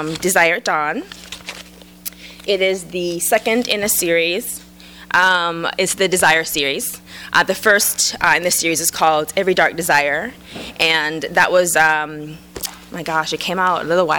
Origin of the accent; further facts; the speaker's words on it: Jamaica; now in United States; I was transplanted from Jamaica to the States, I could be a lesbian from Jamaica